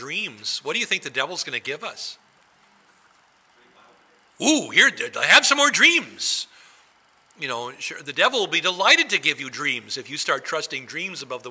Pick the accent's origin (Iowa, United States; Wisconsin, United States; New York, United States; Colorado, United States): Wisconsin, United States; now in New Ulm, United States; I grew up in Wisconsin